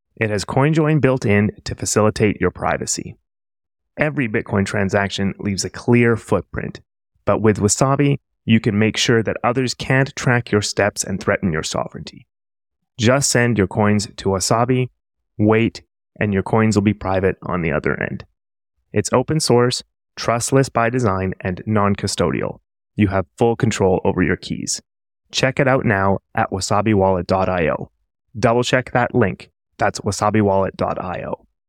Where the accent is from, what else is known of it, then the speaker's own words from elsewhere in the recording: Canada; moved away; I'm from Canada originally